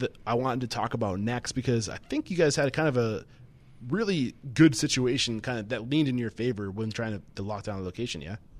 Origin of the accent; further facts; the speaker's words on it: New England, United States; I'm from New England